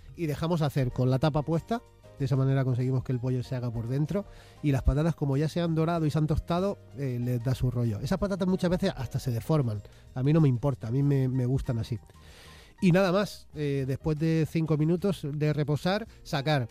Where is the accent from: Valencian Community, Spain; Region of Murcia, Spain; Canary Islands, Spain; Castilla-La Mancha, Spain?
Region of Murcia, Spain; Molina de Segura; now in Madrid, Spain; Hace años ya que vivo aquí en Madrid y yo soy de Murcia en realidad